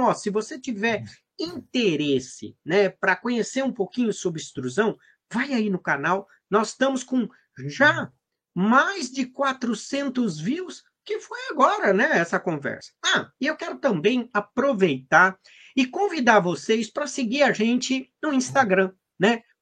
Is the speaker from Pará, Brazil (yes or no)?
no; São Carlos, São Paulo, Brazil; Você nasceu aonde? Em São Carlos.